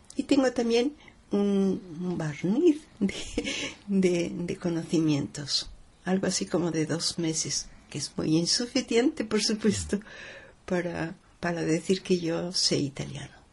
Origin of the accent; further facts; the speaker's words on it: Mexico City, Mexico; moved away; Yo soy mexicana, nacida en la capital de la, de la República Mexicana